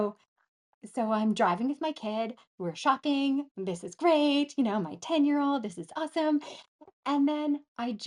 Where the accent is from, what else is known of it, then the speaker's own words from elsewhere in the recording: Gillam, Manitoba, Canada; we grew up in Gillam. It's in the middle top of Canada